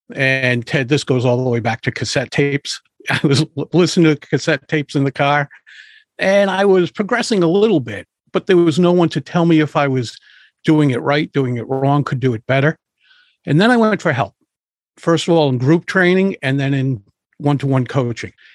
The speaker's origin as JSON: {"language": "English", "town": "Providence", "region": "Rhode Island", "country": "United States", "tie": "born or raised there", "said": "I grew up in Providence, Rhode Island"}